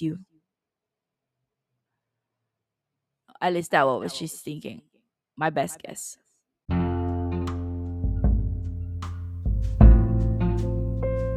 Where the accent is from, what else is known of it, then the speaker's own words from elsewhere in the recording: East Malaysia, Malaysia; moved away as an adult; my hometown, East Malaysia.